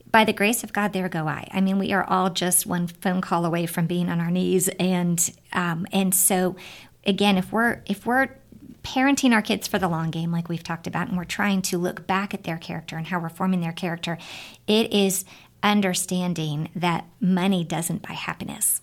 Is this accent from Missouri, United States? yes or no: no; California, United States; when I was growing up in California